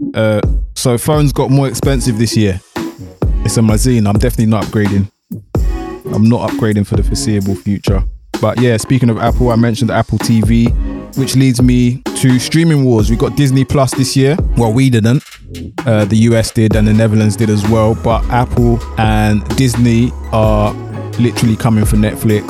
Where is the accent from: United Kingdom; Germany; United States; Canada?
United Kingdom